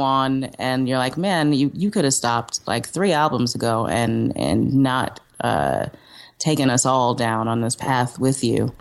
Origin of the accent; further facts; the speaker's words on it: New York City, New York, United States; also born or lived in Cape Town, South Africa / Brooklyn; I was raised in Manhattan